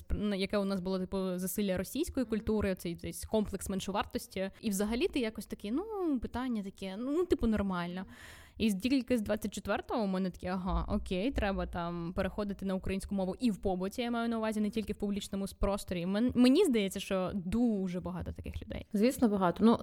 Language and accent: Ukrainian; Vinnytsia, Vinnytsia Oblast, Ukraine; ну я з Вінниці, але в мене російськомовна родина і. Е, українську, типу, я вивчала в школі класно, тобто все все українською